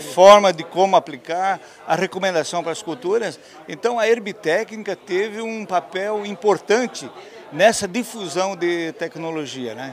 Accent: Presidente Nereu, Santa Catarina, Brazil; nós somos filhos de agricultor, né? Meu pai é, é já falecido, era um fumicultor uhum. na região do Vale Itajaí, é, mais precisamente na cidade de Presidente Nereu, próximo a Rio do Sul

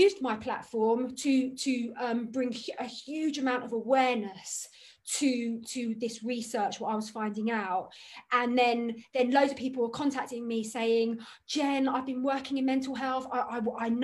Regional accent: London, United Kingdom; I grew up in Hampstead

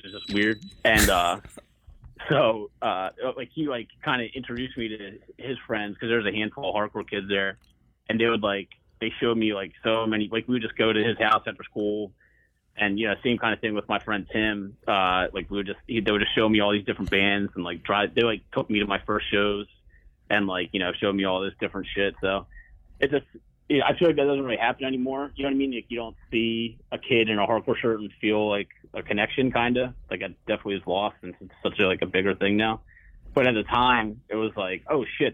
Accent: Philadelphia suburbs, Pennsylvania, United States; also born or lived in Doylestown; now in Philadelphia, United States; I grew up in Northeast Philly until I was like 4, I guess. I was born and lived there for a while, and then I moved all around the burbs pretty much my whole life

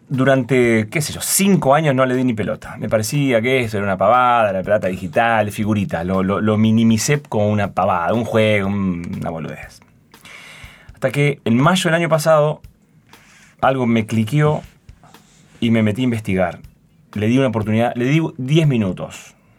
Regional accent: Concordia, Entre Ríos, Argentina; moved away as an adult; also born or lived in Buenos Aires; Yo soy de Entre Ríos, de Concordia, y estudié primaria y secundaria en Concordia

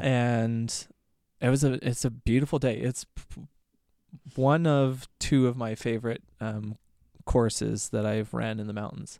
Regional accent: Red Deer, Alberta, Canada; I was born and raised in Red Deer

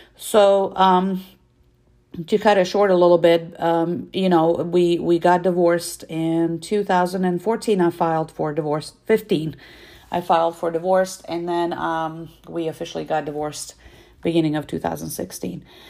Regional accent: Serbia; moved away; I am originally from Serbia

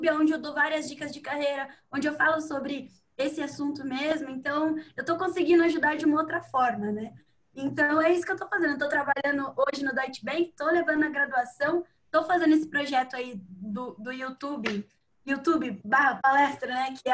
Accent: Sorocaba, São Paulo, Brazil; now in Piracicaba, Brazil; eu tenho 21 anos, eu sou natural de Sorocaba.

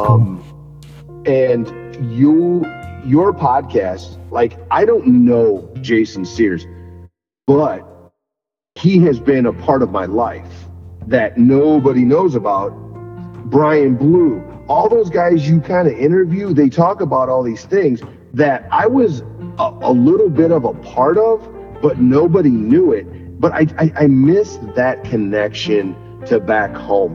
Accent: Sandwich, Illinois, United States; moved away; also born or lived in Sycamore, Illinois; I'm from Sycamore, but if anybody ever asks me, I I I I I'm from Sandwich. I love that town

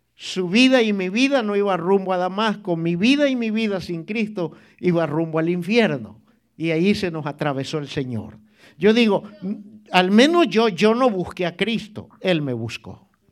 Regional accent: El Salvador; moved away; en mi país había un, un club en la playa, hermano, un club este, de socios, se llamaba Salinitas

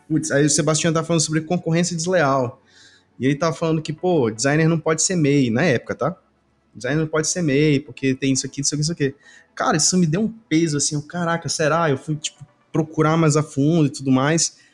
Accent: Belém, Pará, Brazil; aqui na, na minha região, eu sou de Belém

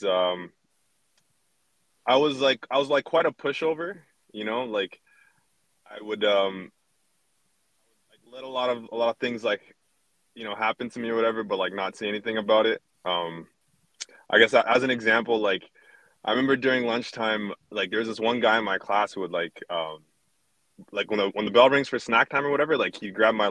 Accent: Canada; I was born here in Canada

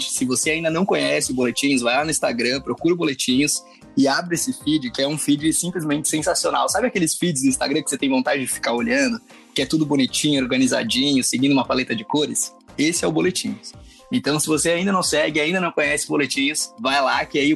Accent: Santa Catarina, Brazil; also born or lived in Passo Fundo, Rio Grande do Sul; now in São Paulo, Brazil; sou de Passo ah, é Fundo. Aí cresci em Santa Catarina e agora tô morando em São Paulo.

